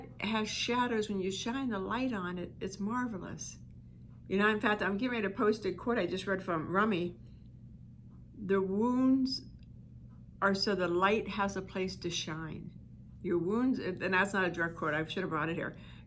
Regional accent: East Coast, United States; I'm from the East Coast, and in the summer we'd have the windows open, and I could hear the choo-choo trains, because I'm from a steel mill type town

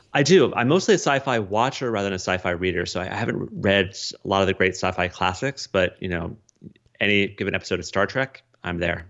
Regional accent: Colorado, United States; moved away as an adult; also born or lived in Des Moines, Iowa; growing up in Colorado

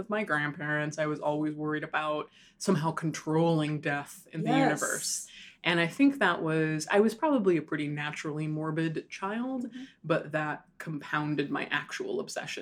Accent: Hawaii, United States; moved away as an adult; also born or lived in Chicago; I grew up in Hawaii. I was born and raised in Hawaii

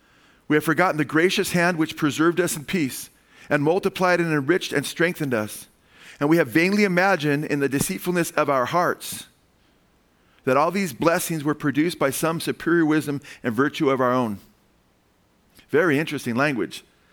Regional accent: United States

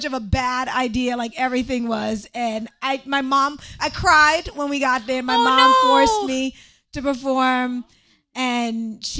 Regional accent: Maryland, United States; also born or lived in Brooklyn, New York; I'm from Maryland, and right near my high school, we would have the Greenbelt Fair

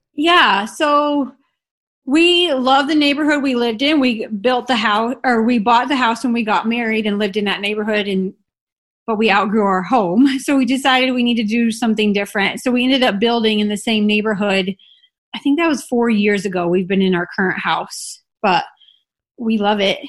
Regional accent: Illinois, United States; moved away as an adult; also born or lived in Salt Lake City, Utah; now in Utah, United States; I grew up in Illinois in a very small town

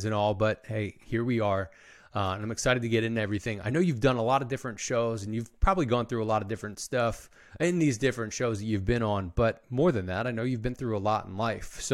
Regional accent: Philadelphia, Pennsylvania, United States; I'm from the Northeast of the US in Philadelphia

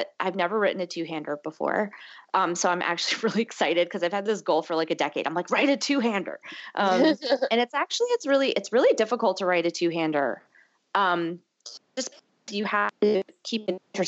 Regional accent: Connecticut, United States; also born or lived in Massachusetts; now in New York, United States; I'm from the Northeast, I'm from Connecticut

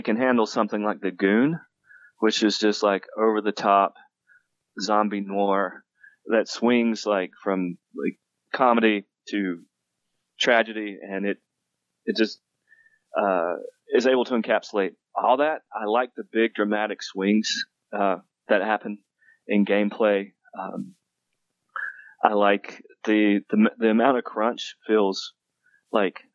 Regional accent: Western North Carolina, United States; moved away as an adult; now in Denver, United States; I grew up in Western North Carolina, so I'm from Appalachia

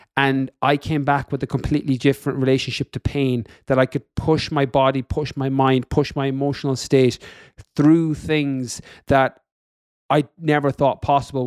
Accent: west of Ireland, Ireland; moved away as an adult; also born or lived in London, United Kingdom / California, United States; I'm from Ireland, in the west of Ireland

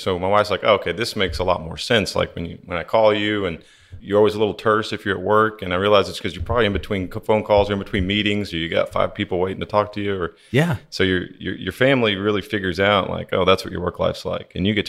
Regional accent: Oklahoma City, Oklahoma, United States; moved away; I'm originally from Oklahoma City, born and raised.

